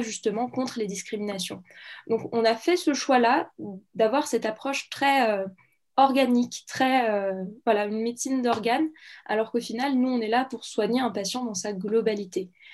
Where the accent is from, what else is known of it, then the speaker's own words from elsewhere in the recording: Saint-Étienne, Auvergne-Rhône-Alpes, France; je viens de Saint-Étienne